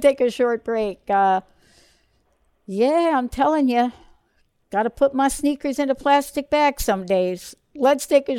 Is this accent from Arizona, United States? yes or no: no; New Jersey, United States; moved away; I grew up in Jersey in the East Coast